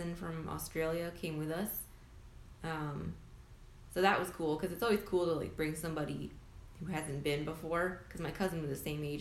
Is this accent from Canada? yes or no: yes; Canada; now in Vancouver, Canada; We're Canadian. We're in Vancouver, British Columbia